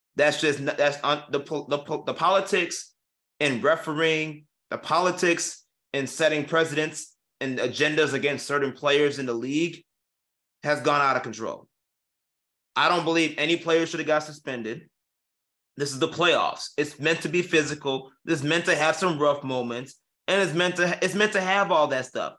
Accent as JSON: {"language": "English", "town": "Chicago", "region": "Illinois", "country": "United States", "said": "we're from Chicago"}